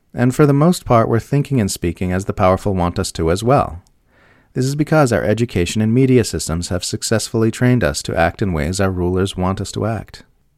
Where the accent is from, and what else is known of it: Australia